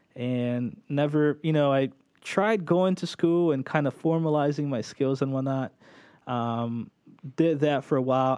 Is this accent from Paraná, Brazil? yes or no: no; São Paulo, Brazil; moved away as an adult; also born or lived in Orlando area, United States; now in Orlando, United States; I was born in Brazil, São Paulo, Brazil. Um, moved here when I was ten, stayed here for a year and a half to two years, not very long